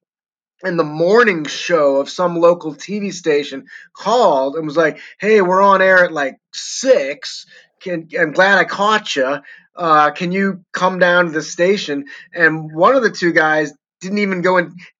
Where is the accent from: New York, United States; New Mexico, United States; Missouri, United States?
Missouri, United States; St. Louis; moved away as an adult; now in Denver, United States; when I came back to St. Louis, my hometown